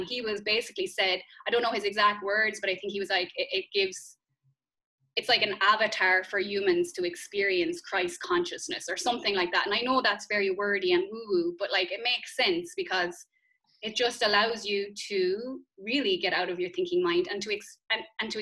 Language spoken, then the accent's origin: English; Ireland; growing up in Catholic Ireland